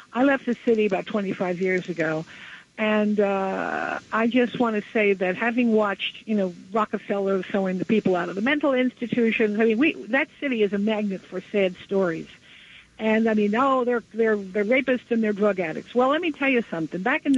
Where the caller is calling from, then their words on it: New Jersey, United States; from New Jersey.